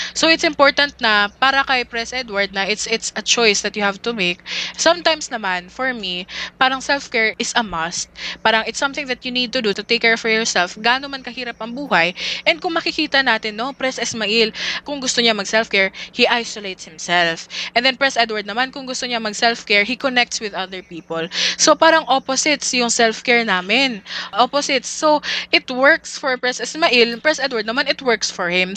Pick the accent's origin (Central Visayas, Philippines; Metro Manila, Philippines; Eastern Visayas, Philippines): Central Visayas, Philippines; Dumaguete; I'm from Dumaguete City